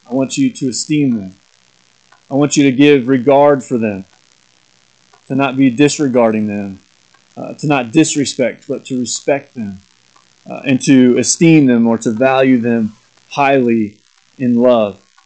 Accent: Corning, Kansas, United States; moved away as an adult; also born or lived in Lawrence, Kansas / Lincoln, Nebraska; my hometown of Corning, Kansas, is where I grew up

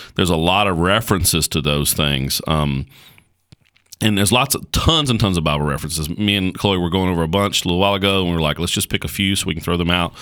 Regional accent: United States; as an American

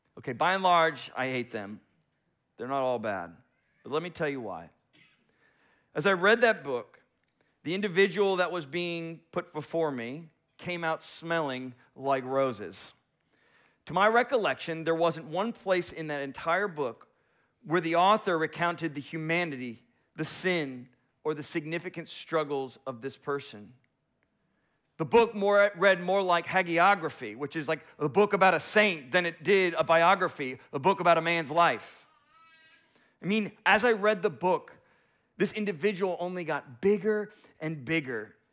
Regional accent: South Florida, United States; moved away as an adult; also born or lived in Tallahassee, Florida; now in Little Rock, United States; I come from the big city in South Florida

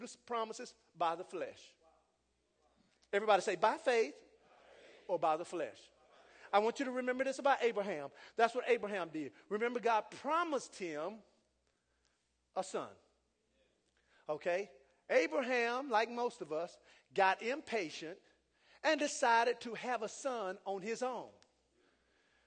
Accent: United States; also born or lived in Jamaica; I'm from America

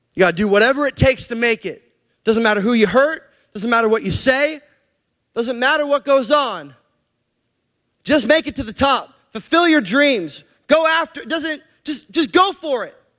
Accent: Canada; moved away; also born or lived in Portland, Oregon; I'm Canadian

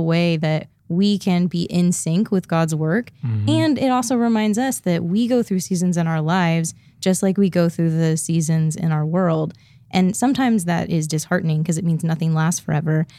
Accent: Midwest, United States; now in Portland, United States

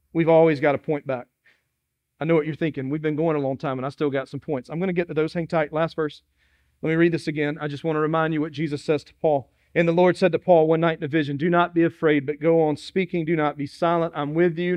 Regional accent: Dillon, South Carolina, United States; now in Moncks Corner, United States; I'm from Dillon, South Carolina, and it was the city of Dillon

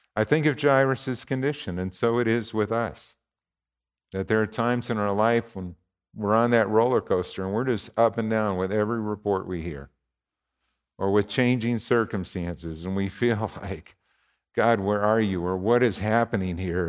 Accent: Warren, Minnesota, United States; Warren, my hometown

